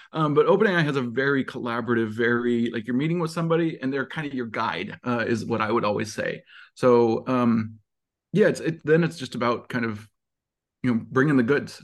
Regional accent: Montana, United States; moved away; I grew up in Montana

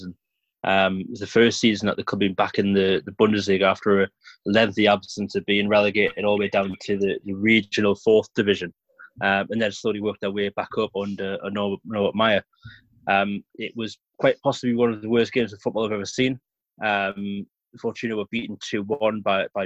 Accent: Newcastle upon Tyne, North East England, United Kingdom; I'm from Newcastle

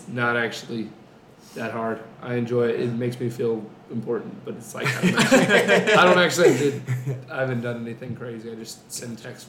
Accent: Coppell, Texas, United States; I'm 20 years old. I go to the University of Arkansas. I grew up in Coppell, Texas.

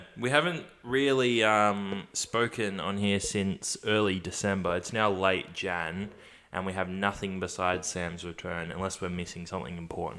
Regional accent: India; even though I wear them everywhere because I'm Indian.

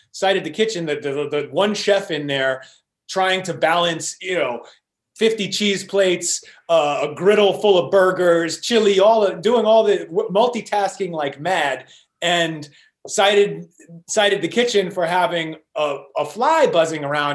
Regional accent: New York City, New York, United States; moved away; most of the people I grew up with in New York, the kids I went to school

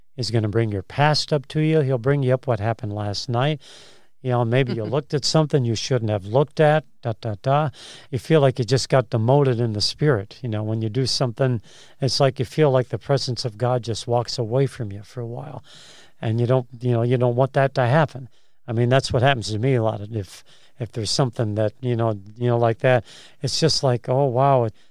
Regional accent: Chicago, Illinois, United States; moved away; I'm from Chicago originally

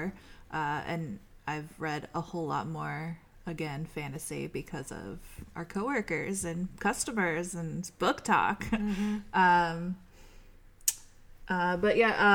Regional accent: New York, United States; now in San Diego, United States; I'm from New York

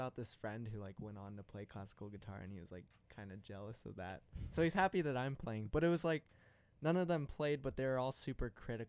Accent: Modesto, California, United States; now in Lincoln, United States; And then but my parents like wanted me to be born in Modesto, so they rushed up and I was born in Modesto

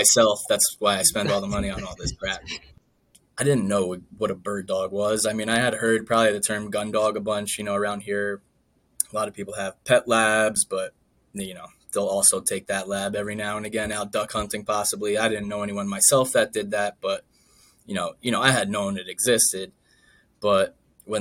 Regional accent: Northern New Jersey, United States; I'm from Northern New Jersey

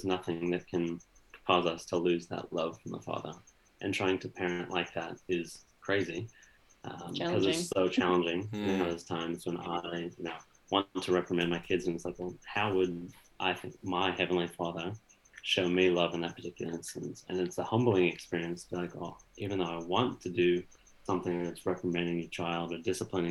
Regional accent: United States; moved away; at least my experience in growing up in America was all about, you know, the fast takeaway

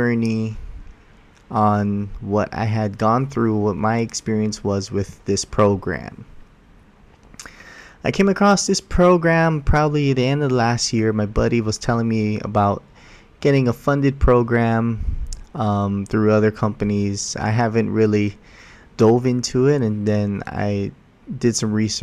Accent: Hawaii, United States; I was born and raised in Hawaii.

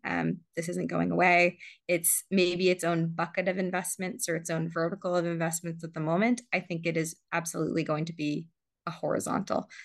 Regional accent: San Diego, California, United States; also born or lived in Johannesburg, South Africa; I was born in Johannesburg, South Africa. I uh, immigrated with my family when I was younger to San Diego, where there happened to be a very robust community of, of South African Jews. Um, so I grew up uh, in Southern California

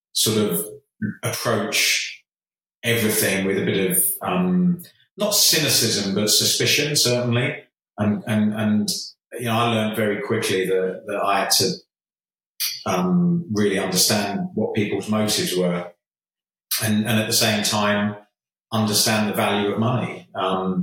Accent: Jersey; moved away as an adult; growing up in Jersey and playing amateur football till I was 18

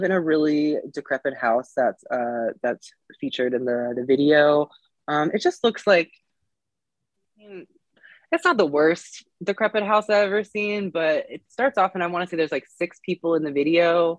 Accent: West Virginia, United States; I am not from Southwest Virginia. I am from Southern Western Virginia.

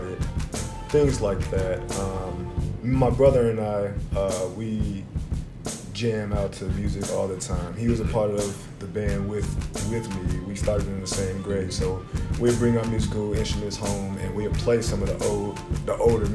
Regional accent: Chicago, Illinois, United States; the everyday pressures that we were facing growing up in Chicago

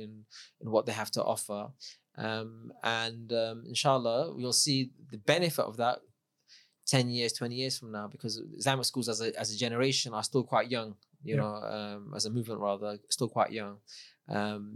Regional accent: London, United Kingdom; I grew up in London, multicultural.

